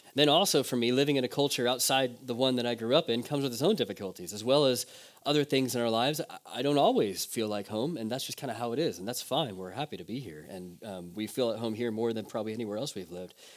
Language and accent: English; United States; moved away; I'm just American